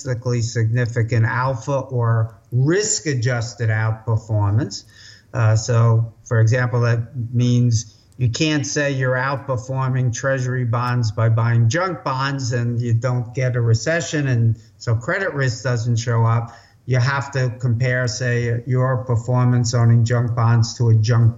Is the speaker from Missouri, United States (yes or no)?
no; New York City, New York, United States; I grew up in New York City, as your guests can probably already tell from that accent. You can take the boy out of the Bronx, but not the Bronx out of the boy